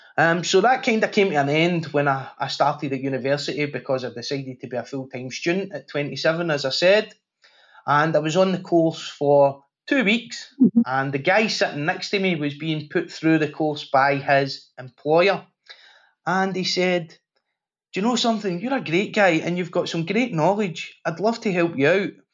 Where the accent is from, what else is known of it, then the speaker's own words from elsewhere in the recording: Glasgow, Scotland, United Kingdom; I grew up in Glasgow at a time when it was the murder capital of Europe